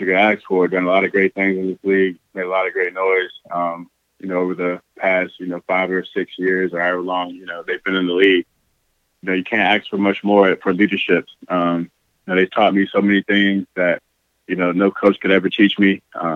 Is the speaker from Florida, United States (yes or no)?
yes; St. Petersburg, Florida, United States; moved away as an adult; now in Green Bay, United States; I'm from St. Petersburg, Florida.